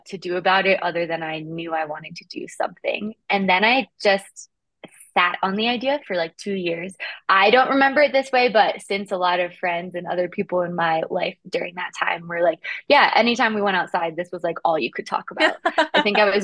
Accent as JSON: {"language": "English", "region": "Appalachian Mountains", "country": "United States", "tie": "born or raised there", "said": "growing up in the Appalachian Mountains"}